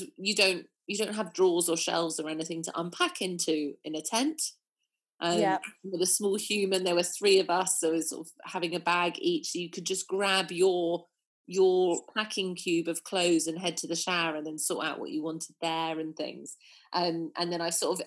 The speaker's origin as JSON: {"language": "English", "area": "New Forest", "region": "South East England", "country": "United Kingdom", "tie": "born or raised there", "also_born_or_lived": "Dorset", "said": "I grew up in the New Forest"}